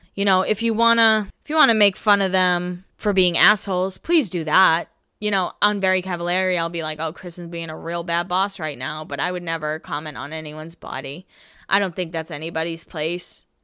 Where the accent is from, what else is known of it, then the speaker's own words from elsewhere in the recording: Northeast, United States; I'm from the Northeast and people don't even really surf and we boogie board